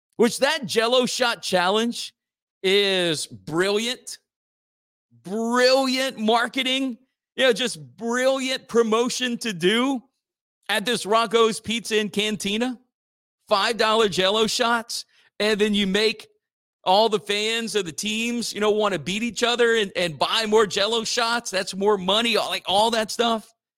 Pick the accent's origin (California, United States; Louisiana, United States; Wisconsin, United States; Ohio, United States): Louisiana, United States; Church Point; Votros is in my hometown of Church Point, and it's where I'm coming to you live from